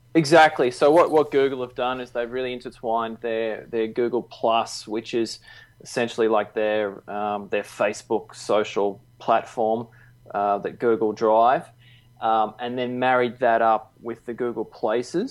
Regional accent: Melbourne, Victoria, Australia; now in Gold Coast, Australia; I grew up down in Melbourne

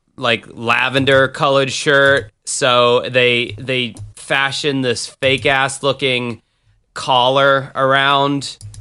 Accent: Jacksonville, Florida, United States; Jacksonville, Florida, my hometown.

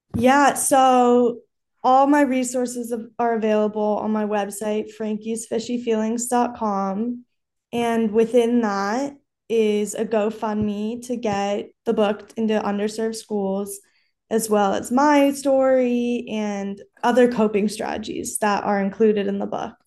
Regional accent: Los Angeles, California, United States; I'm from Los Angeles.

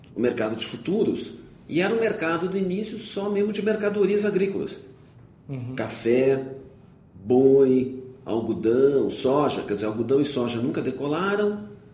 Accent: São Paulo, Brazil; eu nasci em São Paulo, fiz uh, meu primário no Colégio Rio Branco, o ginásio numa escola estadual aqui no Itaim

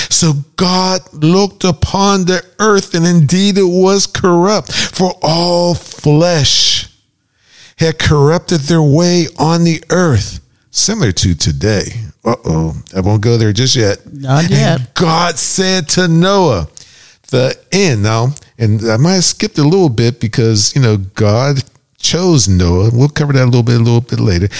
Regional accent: Pittsburgh, Pennsylvania, United States

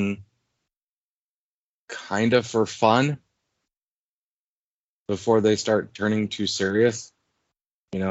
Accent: Washington, United States; moved away as an adult; also born or lived in Maryland; I was born and raised in Washington

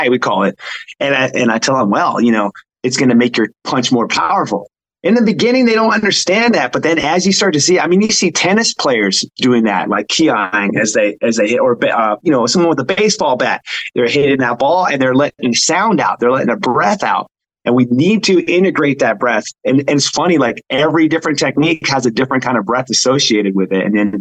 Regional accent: Hawaii, United States; I grew up in Hawaii

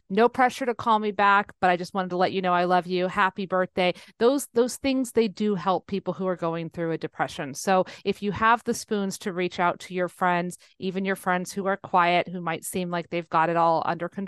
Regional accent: California, United States; born there; I was born in Humboldt County.

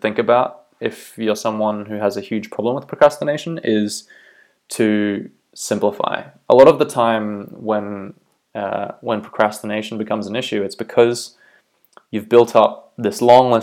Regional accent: Bay of Islands, North Island, Northland, New Zealand; moved away as an adult; also born or lived in Auckland, New Zealand / Australia; now in County Down, United Kingdom; I'm originally from New Zealand. I grew up in the Bay of Islands up north in North Island, lived in Auckland for a while

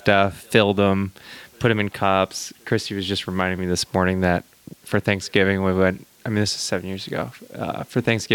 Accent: Maine, United States; moved away as an adult; now in Santa Cruz, United States; I'm from Maine originally

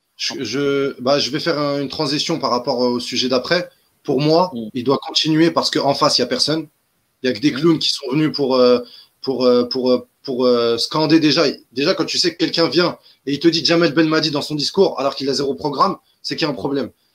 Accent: Algeria; chez nous, en Algérie

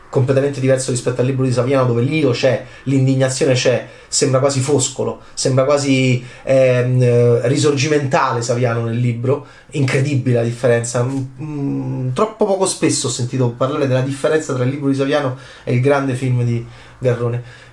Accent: Rome, Lazio, Italy; da romano

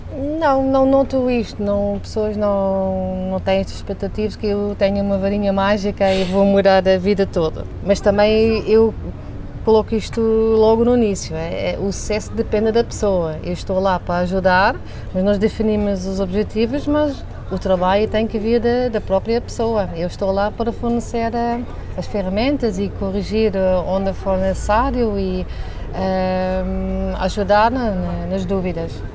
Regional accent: southern Netherlands, Netherlands; Portuguese is a second language; moved away as an adult; now in Portugal; eu sou holandesa, Venho da, do sul da Holanda, foi onde também hum, cresci e, e, estudei

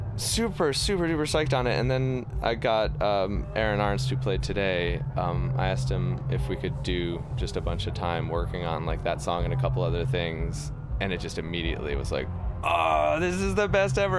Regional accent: New York, United States; I grew up in New York in the 90s

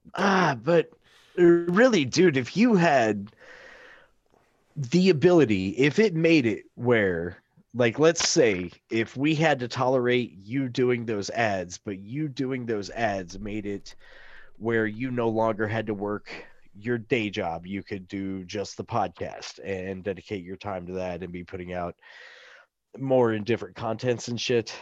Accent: the Ozarks, United States; I'm from the Ozarks.

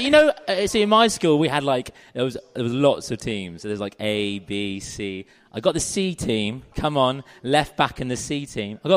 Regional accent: South East England, United Kingdom; I'm from Surrey. I'm from Surrey

